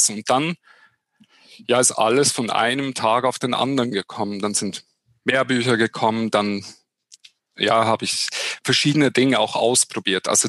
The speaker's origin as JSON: {"language": "German", "country": "Switzerland", "said": "als Schweizer in Hochdeutsch ist es ein bisschen ähnlich wahrscheinlich wie in Österreich"}